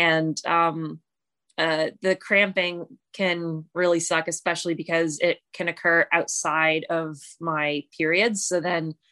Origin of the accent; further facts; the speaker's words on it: London, Ontario, Canada; I'm from London, Ontario, Canada.